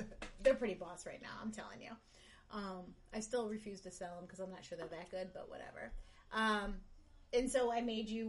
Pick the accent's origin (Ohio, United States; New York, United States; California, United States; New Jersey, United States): Ohio, United States; Cleveland; also born or lived in Pittsburgh, Pennsylvania; I was born in near Pittsburgh and moved to Cleveland when I was young.